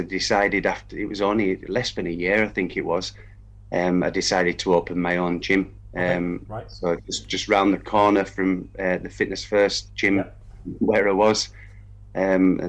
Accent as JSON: {"language": "English", "town": "Kendal", "region": "North West England", "country": "United Kingdom", "also_born_or_lived": "Peterborough", "lives_now": "Kendal, United Kingdom", "said": "I'm from Kendal"}